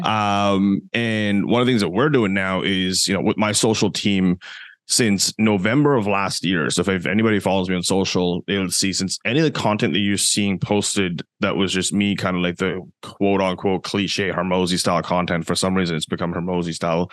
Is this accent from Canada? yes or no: yes; Canada; I'm from Canada as well